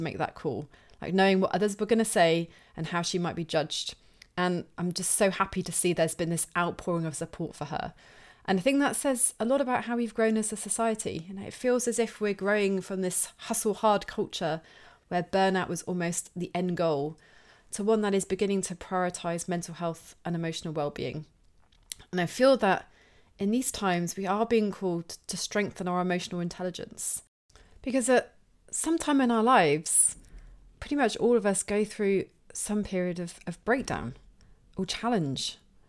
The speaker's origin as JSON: {"language": "English", "town": "Plymouth", "region": "South West England", "country": "United Kingdom", "tie": "born or raised there", "said": "I feel especially connected to this one because Tom is from my hometown of Plymouth here in the UK."}